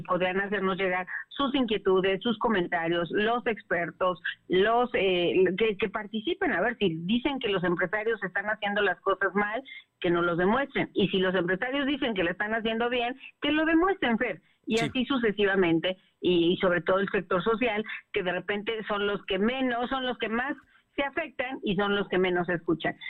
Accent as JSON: {"language": "Spanish", "region": "Puebla", "country": "Mexico", "said": "a mí como poblana y como legisladora"}